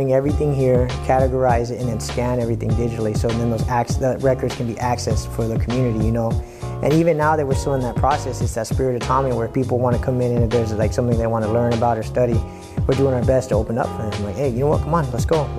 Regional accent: San Diego, California, United States; I grew up in Eastside City Heights

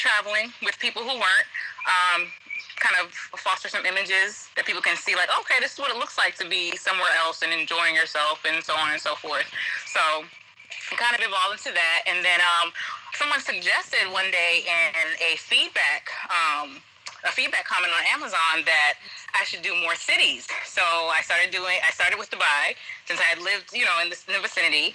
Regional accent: New Jersey, United States; moved away; also born or lived in Atlanta / Washington, D.C. / Abu Dhabi; I'm originally from Jersey, so, and I taught in D.C., and then I came down here and taught.

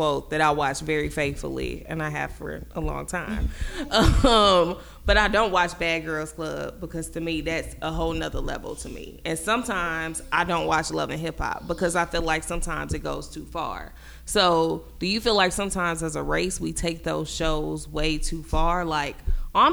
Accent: Gary, Indiana, United States; I was from Gary

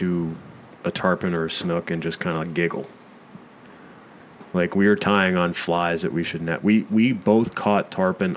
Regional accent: Tampa, Florida, United States; growing up in Tampa

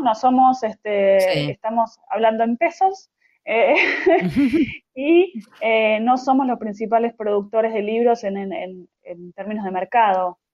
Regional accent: Argentina; also born or lived in Buenos Aires

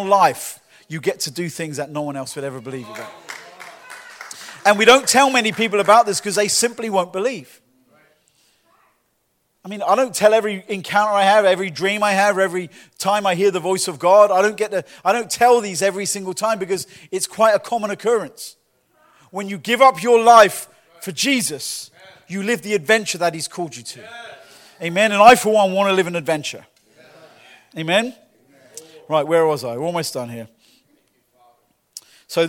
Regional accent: Lee-on-the-Solent, England, United Kingdom; now in Winter Garden, United States; my hometown, Leon-the-Saône in England, in the school that I used

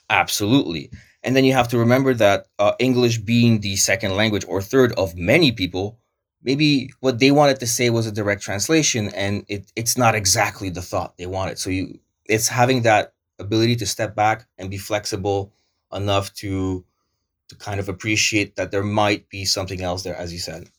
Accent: Montreal, Quebec, Canada; first language Polish; English is a second language; moved away; also born or lived in Wrocław, Poland / Italy / Córdoba, Spain; growing up in Montreal, where even in my high school, we were, I went to the International School of Montreal

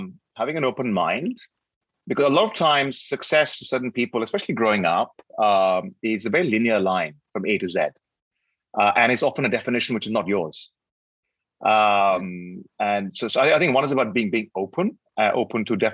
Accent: Delhi, India; moved away as an adult; also born or lived in Cambridge / London / New York / Johannesburg; now in Singapore; Born and raised in Delhi, went to school, high school and university in Delhi

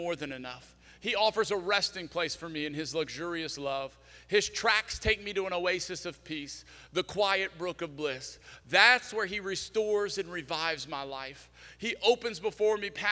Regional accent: South Louisiana, United States; moved away; I'm from South Louisiana

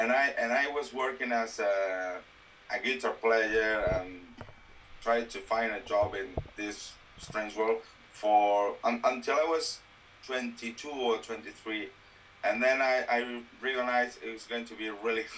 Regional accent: Valencia, Valencian Community, Spain; English is a second language; I was working in the animation business in my hometown in Valencia.

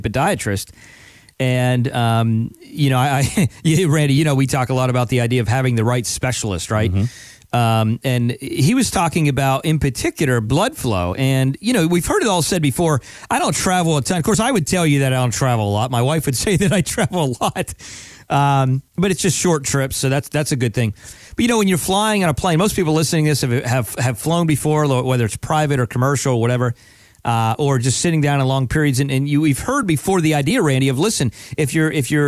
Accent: the North, United States; now in Palm Beach, United States; I'm from the North originally

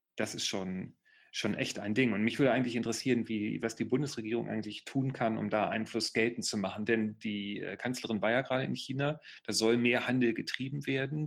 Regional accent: Gifhorn, Lower Saxony, Germany; wir kommen ja beide aus dem Osten von Niedersachsen

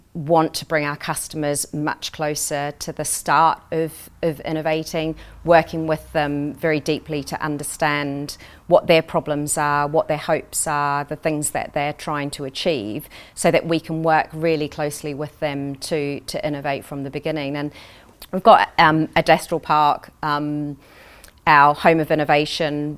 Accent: New Zealand; moved away as an adult; now in United Kingdom; I grew up in New Zealand.

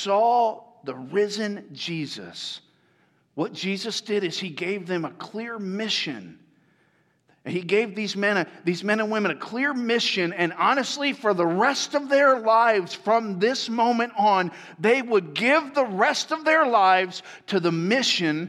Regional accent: Tampa, Florida, United States; moved away; that's where I grew up

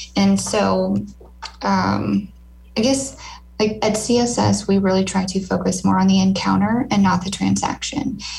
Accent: Lincoln, Nebraska, United States; my hometown, Lincoln

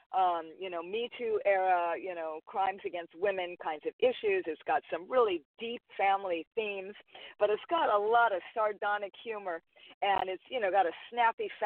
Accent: Hawaii, United States; even though I'm Hawaiian

